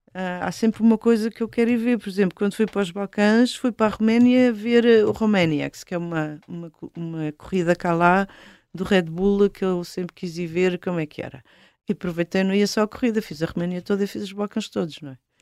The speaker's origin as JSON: {"language": "Portuguese", "country": "Portugal", "said": "de onde é que tu és? Portugal"}